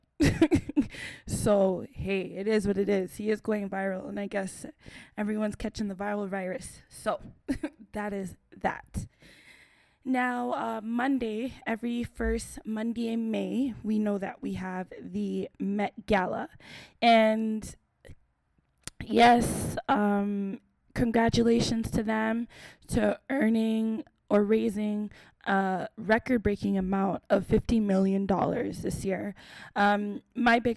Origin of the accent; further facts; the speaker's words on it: Canada; I'm from Canada